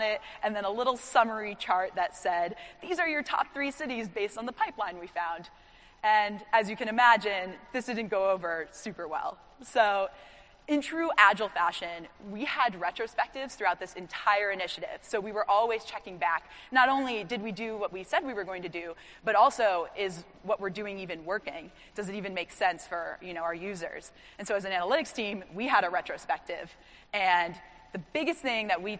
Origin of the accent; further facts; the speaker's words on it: New York, United States; I'm from New York